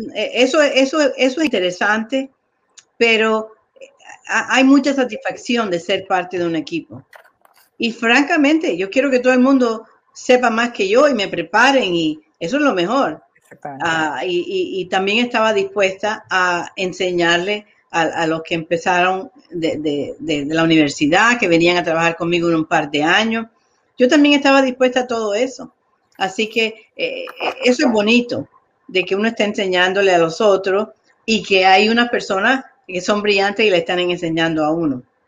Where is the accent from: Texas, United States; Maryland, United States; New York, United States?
New York, United States; moved away as an adult; also born or lived in Colombia; now in Chicago, United States; me crié en Nueva York, llegué ahí a los seis años